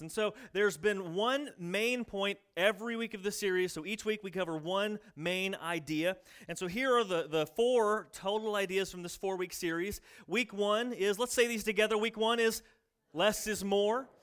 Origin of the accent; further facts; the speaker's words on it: United States; I'm in America. I'm American.